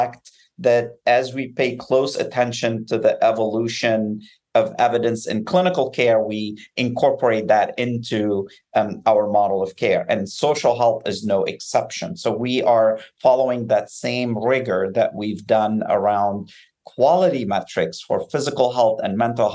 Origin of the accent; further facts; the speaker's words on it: Beirut, Beirut Governorate, Lebanon; now in United States; I grew up in Beirut in the midst of a civil war